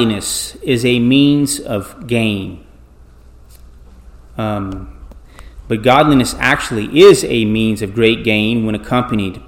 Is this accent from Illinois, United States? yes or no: no; South Louisiana, United States; Growing up in South Louisiana